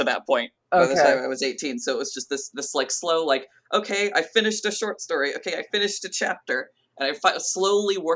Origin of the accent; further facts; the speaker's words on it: Southern California, United States; I grew up in Southern California